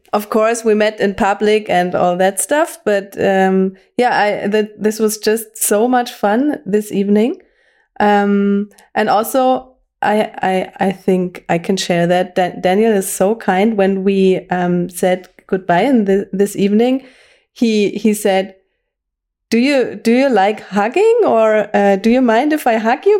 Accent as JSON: {"language": "English", "region": "Bavaria", "country": "Germany", "tie": "born or raised there", "also_born_or_lived": "former East Germany", "second_language": "English", "said": "my whole school education and university I received here in Bavaria"}